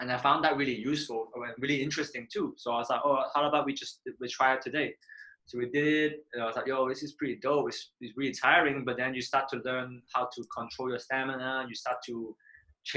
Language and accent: English; Manchester, North West England, United Kingdom; moved away as an adult; also born or lived in Korea; now in Hong Kong; I grew up in Manchester